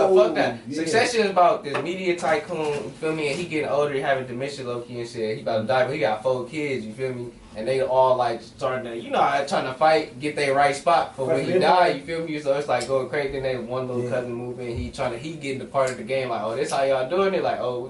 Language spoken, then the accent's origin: English; Long Beach, California, United States; I'm from Long Beach